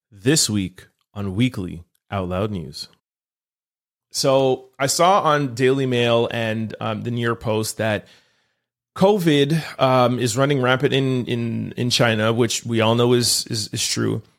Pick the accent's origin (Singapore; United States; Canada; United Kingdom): Canada; Montreal, Quebec; I'm from Montreal